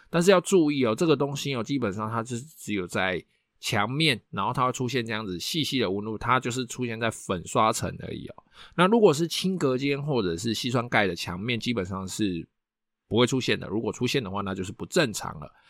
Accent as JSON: {"language": "Chinese", "country": "Taiwan", "said": "我们台湾人"}